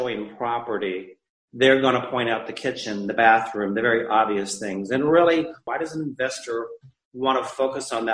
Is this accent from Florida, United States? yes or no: yes; Naples, Florida, United States; my hometown of Naples.